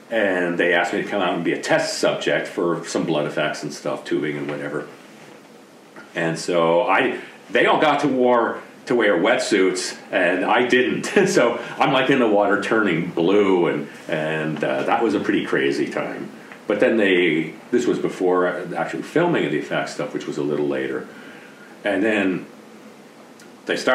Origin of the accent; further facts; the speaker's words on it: East Coast, United States; Uh, and I came from the East Coast uh, at the time, and so the whole West Coast experience for me was brand new.